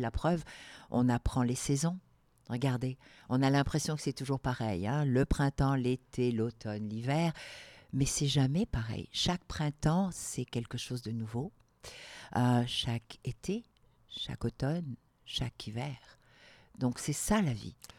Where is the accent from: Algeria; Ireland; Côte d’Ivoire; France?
Algeria; also born or lived in Morocco; now in Quebec, Canada; je suis née au Maroc, j'ai grandi en Algérie